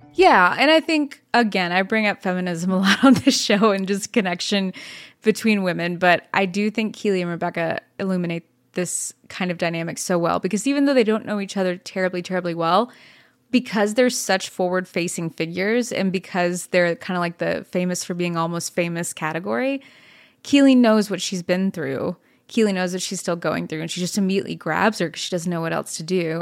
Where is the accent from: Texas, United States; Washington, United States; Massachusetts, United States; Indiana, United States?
Texas, United States; Dallas; also born or lived in Fort Worth, Texas; I was born in Fort Worth and raised in Dallas